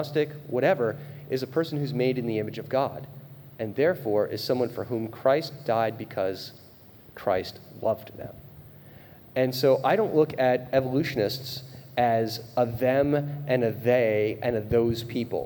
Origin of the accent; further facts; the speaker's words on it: Rhode Island, United States; moved away as an adult; also born or lived in Pennsylvania / South Dakota; my home state of Rhode Island